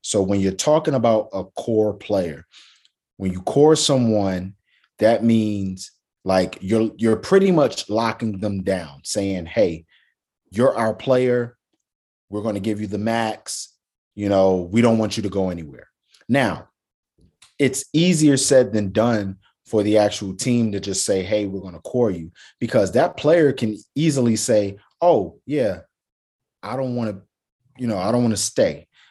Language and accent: English; New York, United States; a native New Yorker